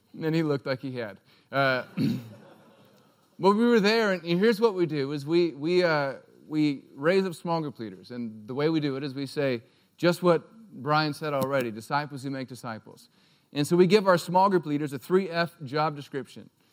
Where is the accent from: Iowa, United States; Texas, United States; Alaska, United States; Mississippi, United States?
Alaska, United States; moved away as an adult; also born or lived in Durango, Colorado; I'm from Alaska